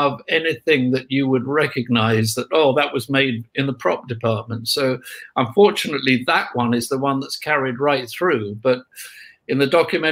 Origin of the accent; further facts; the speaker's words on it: United Kingdom; we're British